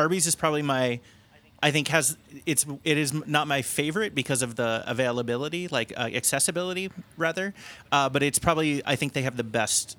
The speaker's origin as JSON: {"language": "English", "town": "Cincinnati", "region": "Ohio", "country": "United States", "tie": "born or raised there", "said": "Yeah, I grew up in Cincinnati."}